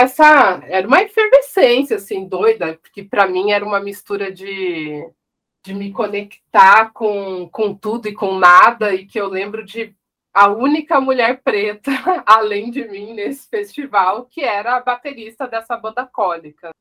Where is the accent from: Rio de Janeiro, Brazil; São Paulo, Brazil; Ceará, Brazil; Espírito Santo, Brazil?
São Paulo, Brazil; São José dos Campos; nascida em São Paulo, mas cresci no interior, em São José dos Campos.